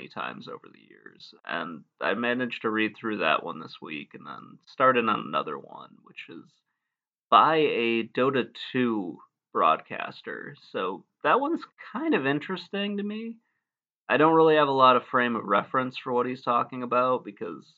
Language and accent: English; Michigan, United States; moved away as an adult; now in Virginia, United States; I grew up in Michigan